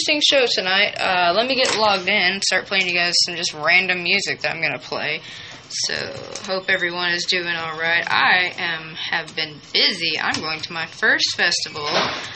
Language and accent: English; Malvern, Arkansas, United States; also born or lived in Chattanooga, Tennessee / Magnet Cove, Arkansas / Hot Springs, Arkansas; Born in Chattanooga, Tennessee, and raised in Malvern, Magnet Cove, Arkansas